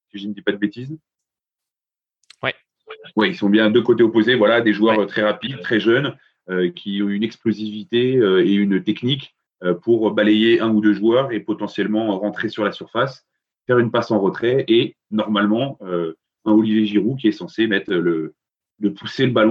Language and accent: French; Paris, Île-de-France, France; parce que bon hein, je suis parisien j'ai très très mal au cœur de tout joueur